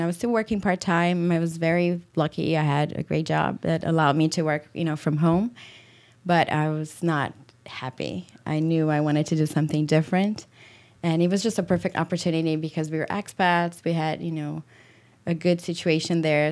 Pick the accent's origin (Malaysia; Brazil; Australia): Brazil; moved away as an adult; also born or lived in Europe / Washington, D.C. / Madrid; now in Michigan, United States; I am from Brazil, born and raised